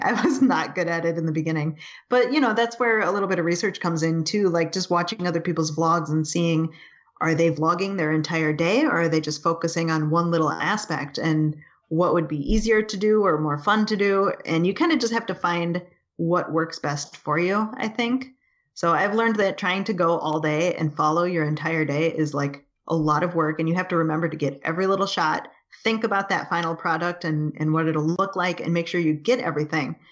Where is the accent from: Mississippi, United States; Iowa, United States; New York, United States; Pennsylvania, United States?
New York, United States; Buffalo; also born or lived in California; I was born and we moved away from California into Buffalo.